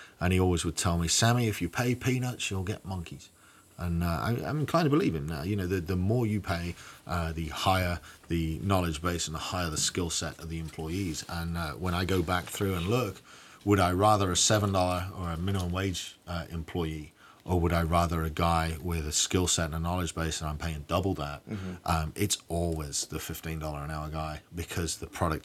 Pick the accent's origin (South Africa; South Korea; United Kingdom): United Kingdom; England; now in Bryan, United States; I grew up in England when lad culture was becoming popular